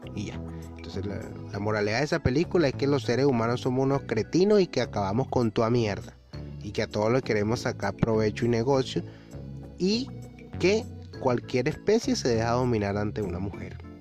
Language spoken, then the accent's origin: Spanish; Venezuela; mi país Venezuela, yo que soy venezolano, que adoro Venezuela, lo critico muchísimo, pero al fin y al cabo es mi país, es de donde vengo